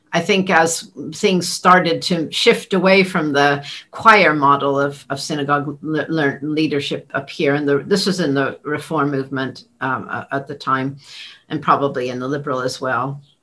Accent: Los Angeles, Santa Clara, California, United States; now in England; we moved from Los Angeles to Santa Clara, California

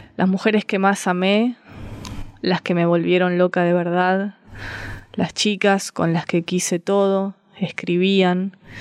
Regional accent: Avellaneda, Buenos Aires Province, Argentina; also born or lived in Montserrat, Buenos Aires; now in Buenos Aires, Argentina; soy de Avellaneda

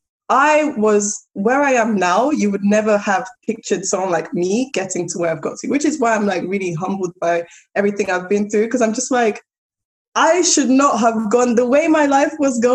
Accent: London, United Kingdom; accent: South London; moved away; also born or lived in Abuja, Nigeria; this little ratchet South London girl with my strong ass accent

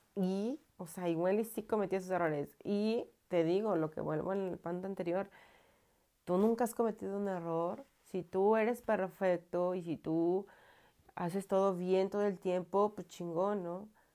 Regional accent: Mexico; aquí en mi pueblo se ocupan los velorios

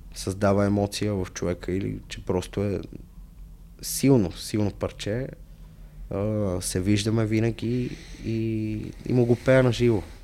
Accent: Sofia, Sofia City, Bulgaria; аз съм израснал в София, в центъра зона Б5

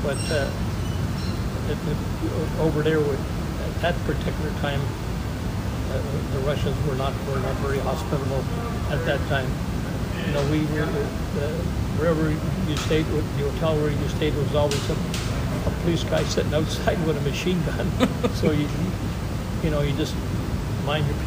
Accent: Montreal, Quebec, Canada; I was born in Montreal

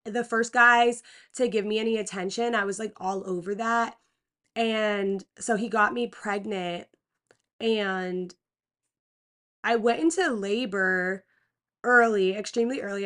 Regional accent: Pennsylvania, United States; I was born in Pennsylvania.

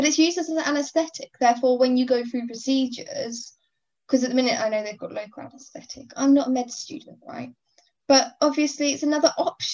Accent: Cambridge, East of England, United Kingdom; I am from Cambridge

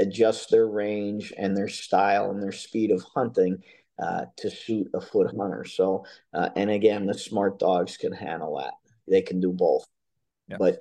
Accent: Pennsylvania, United States; also born or lived in North Carolina; I'm from Pennsylvania, as you mentioned, but I spend the winters in North Carolina

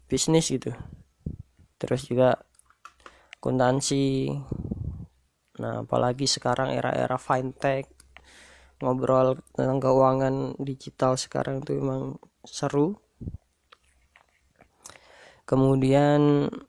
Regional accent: Pekalongan, Central Java, Indonesia; Asal gue dari Pekalongan. Gue lahir di tahun 96 1996

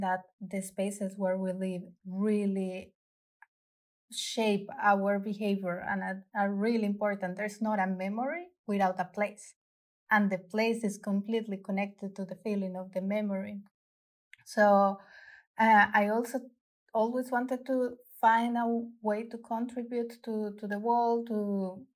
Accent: Bogotá, Colombia; English is a second language; moved away as an adult; now in Tønsberg, Norway; I was born in Bogota, Colombia, which is a very big and exciting city

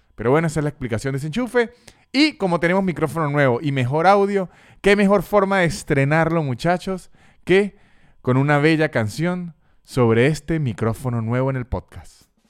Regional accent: Venezuela; ya uno como venezolano

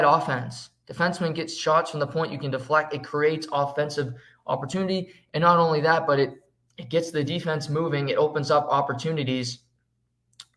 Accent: Canada; being Canadian

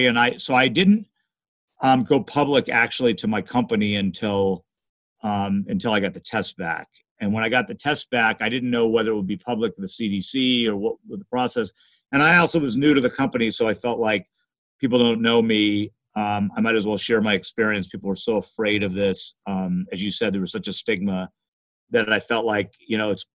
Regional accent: Los Angeles, California, United States; I grew up in Los Angeles, those old days where you had smog

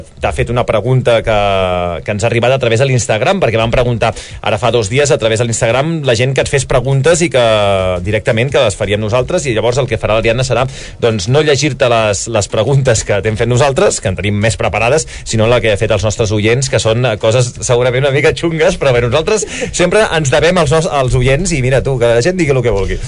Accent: Valls, Catalonia, Spain; Jo sóc de Valls

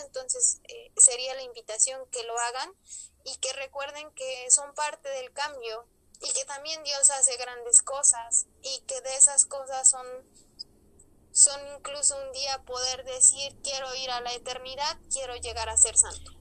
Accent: Ajalpan, Puebla, Mexico; soy originaria de Ajalpan, Puebla, cerquita de la diócesis de Tehuacán

